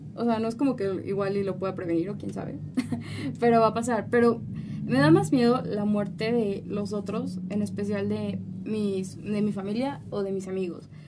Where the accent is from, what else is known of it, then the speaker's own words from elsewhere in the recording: Mexico; ya conforme vas creciendo, obviamente, pues aquí en México